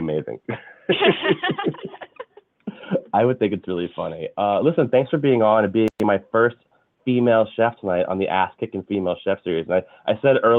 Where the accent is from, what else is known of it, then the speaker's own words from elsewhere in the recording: United States; here in our country of America